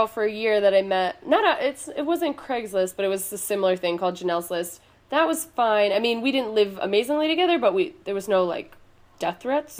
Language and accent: English; Long Island, New York, United States; moved away as an adult; now in Brooklyn, United States; I'm from New York. I'm from Long Island though. So Brooklyn was always like a place I hung out and I always wanted to live here. Gotcha. And yeah, I've lived here for about a year and a half.